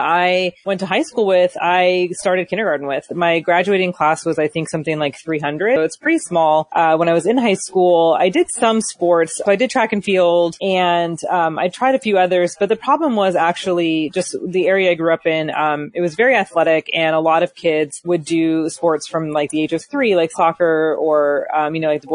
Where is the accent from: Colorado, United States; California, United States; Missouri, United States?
California, United States; Valley Center; I grew up in a small sort of rural town in San Diego County called Valley Center